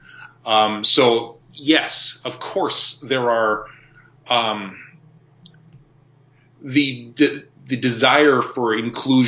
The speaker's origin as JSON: {"language": "English", "region": "Ontario", "country": "Canada", "tie": "born or raised there", "said": "I personally grew up with a very Ontarian perspective of what Canada should be."}